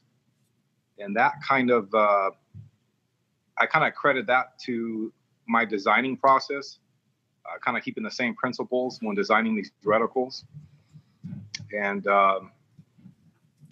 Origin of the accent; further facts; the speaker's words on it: Long Beach, California, United States; also born or lived in Oceanside, California / Twentynine Palms, California; now in Las Vegas, United States; I grew up in the Long Beach area